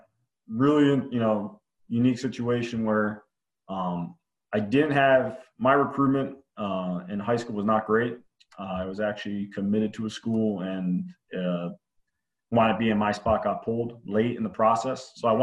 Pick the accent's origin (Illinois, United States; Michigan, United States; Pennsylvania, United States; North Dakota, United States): Pennsylvania, United States; also born or lived in North Carolina / Maryland; So I was born down in North Carolina, but kind of my family moved a lot. So I moved up to Maryland, then Pennsylvania, and which where I did my high school ball.